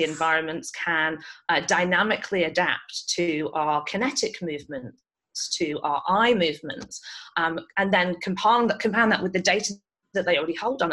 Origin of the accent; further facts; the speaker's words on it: United Kingdom; moved away; you can probably tell from my accent, I grew up in the UK